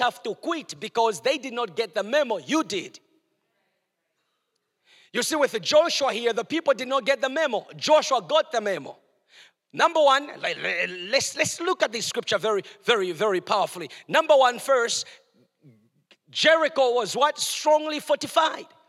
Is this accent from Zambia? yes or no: yes; Chingola, Copperbelt Province, Zambia; moved away; in a place where I was born in Chingola, Zambia, where I was born